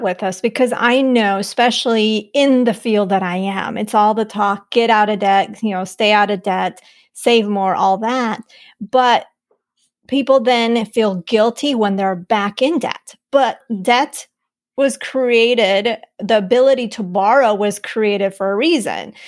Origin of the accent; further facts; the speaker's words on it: Colombia; yo de Colombia